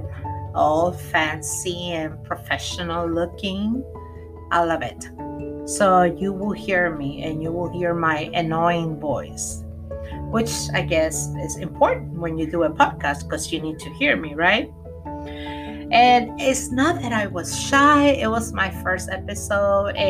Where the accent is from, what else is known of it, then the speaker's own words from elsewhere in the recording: Puerto Rico; I'm from Puerto Rico. Sorry. Yo soy de Puerto Rico.